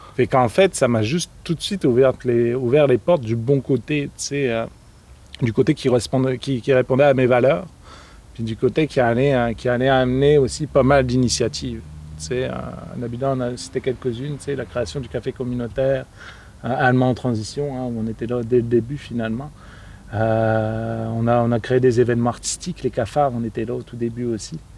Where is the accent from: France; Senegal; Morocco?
France; northern France; moved away as an adult; also born or lived in Moncton / Montreal; now in Alma, Canada; je suis aussi du nord de la France